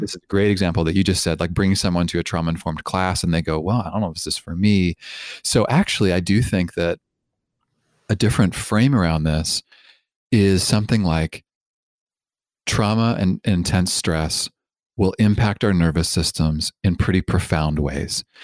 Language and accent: English; Toronto, Ontario, Canada; also born or lived in Vancouver; I grew up in Canada, in Toronto